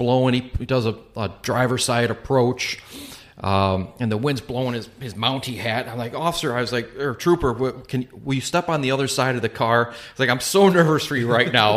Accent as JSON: {"language": "English", "town": "Chicago", "region": "Illinois", "country": "United States", "said": "we're from the Chicagoland area"}